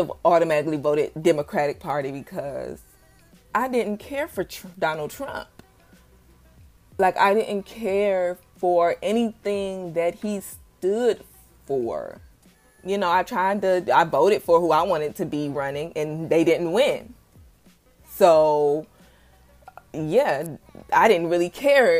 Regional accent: Detroit, Michigan, United States; I'm coming from Detroit, Michigan, where we had a bright young mayor, you know, Kwame Kilpatrick

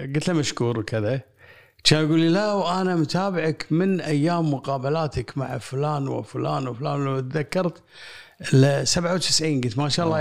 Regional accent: Kuwait

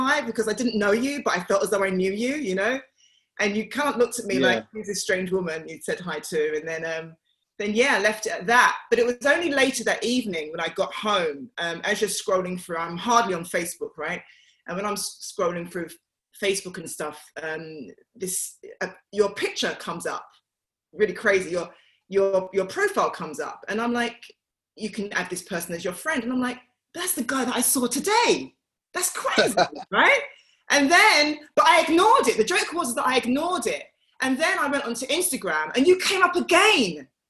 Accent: Bow, London, United Kingdom; it was very fond memories that I had of growing up in Bow. The only thing that I haven't got from Bow is the accent. I don't know where it disappeared.

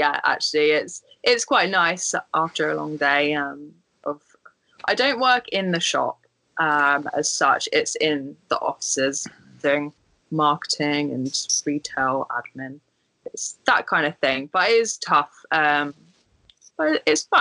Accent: Guildford, South East England, United Kingdom; So I'm from like the Guildford area, which is just south of London. And I used to play at Bramley Golf Club as a junior

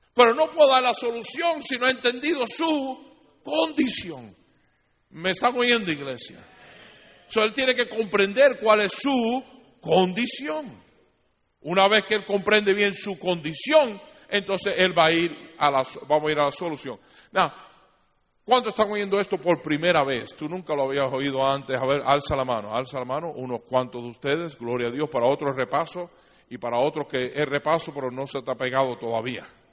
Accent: Cuba; siendo cubano

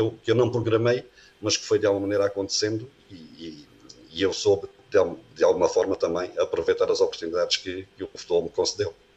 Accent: Beja, Alentejo, Portugal; moved away as an adult; also born or lived in Elvas / Porto / Azores; eu sou natural, sou natural de Beja

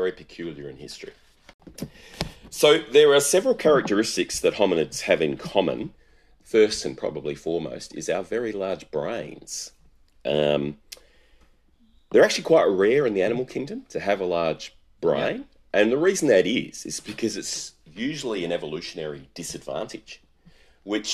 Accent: Australia; I'm Australian

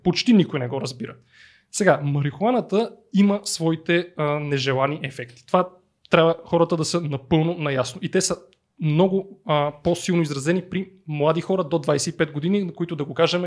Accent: Blagoevgrad, Blagoevgrad Province, Bulgaria; аз съм от Благоевград

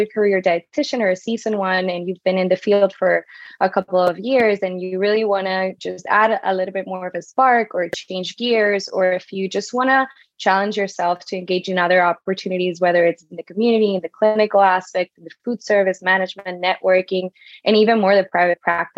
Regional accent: Venezuela; moved away; I'm originally from Venezuela

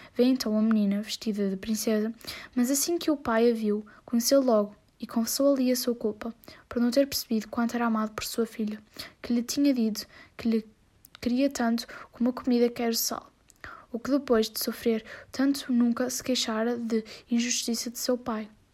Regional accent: Portugal; tenho 13 anos e sou de Portugal

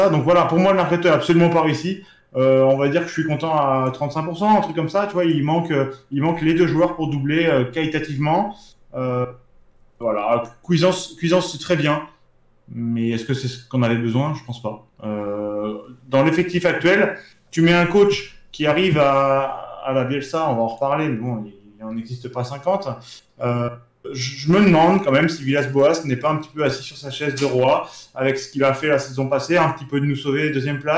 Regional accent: Marseille, Provence-Alpes-Côte d'Azur, France; On est Marseillais, on adore Bounassar.

